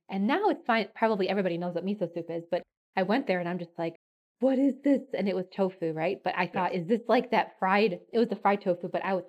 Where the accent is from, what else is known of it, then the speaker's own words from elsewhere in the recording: United States; also born or lived in Japan; I'm this American